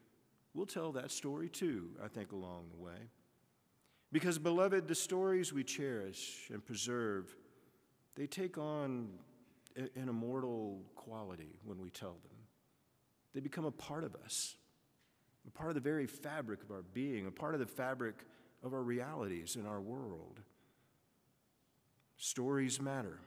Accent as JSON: {"language": "English", "region": "the South", "country": "United States", "tie": "born or raised there", "said": "I grew up in the South"}